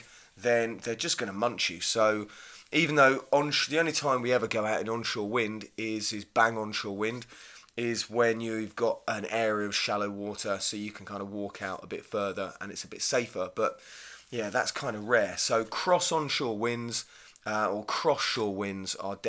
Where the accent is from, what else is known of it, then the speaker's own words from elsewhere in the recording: Hythe, South East England, United Kingdom; I grew up kite surfing in Hythe and Kent